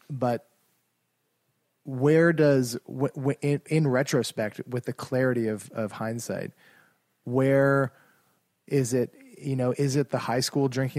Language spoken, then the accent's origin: English; Halifax, Nova Scotia, Canada; we're from Halifax